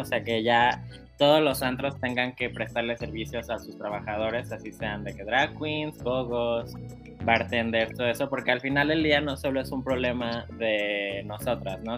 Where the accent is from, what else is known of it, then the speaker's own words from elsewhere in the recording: Cancún, Quintana Roo, Mexico; Soy de Cancún